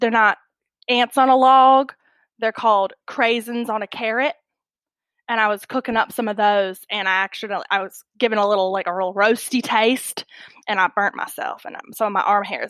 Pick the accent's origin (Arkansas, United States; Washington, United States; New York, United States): Arkansas, United States; Bella Vista; also born or lived in Hollywood; Currently, I'm back in my hometown of Bella Vista, Arkansas. We've been living here, you know, for about 4 years now since I left Hollywood.